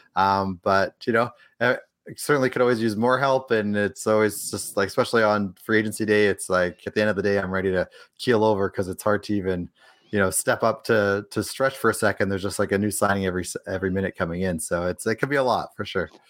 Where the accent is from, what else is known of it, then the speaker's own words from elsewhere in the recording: Edmonton, Alberta, Canada; moved away as an adult; now in Los Angeles, United States; I'm from Edmonton originally, grew up there, spent most of my, my time in Edmonton